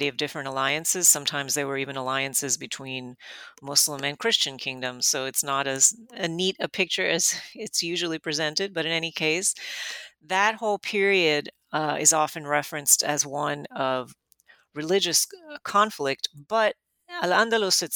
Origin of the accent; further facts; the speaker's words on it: Miami, Florida, United States; I grew up in Miami